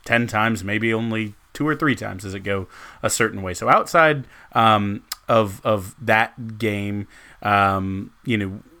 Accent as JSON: {"language": "English", "town": "San Antonio", "region": "Texas", "country": "United States", "said": "I'm from San Antonio"}